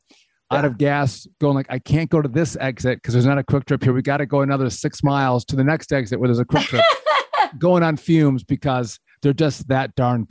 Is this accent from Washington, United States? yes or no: no; Wisconsin, United States; also born or lived in New Jersey; I'm Wisconsin through and through. It's like I bleed Badger.